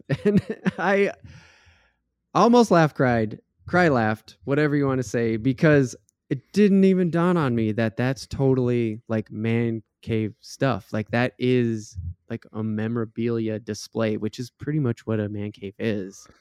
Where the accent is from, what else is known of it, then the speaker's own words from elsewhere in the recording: Minnesota, United States; we're not from Florida, we're from Minnesota